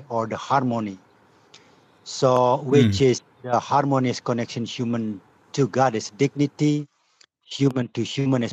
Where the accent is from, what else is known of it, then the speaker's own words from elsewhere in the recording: Tabanan, Bali, Indonesia; also born or lived in United States; I was born in Tabanan, which is about probably 45 minutes west from Sanur.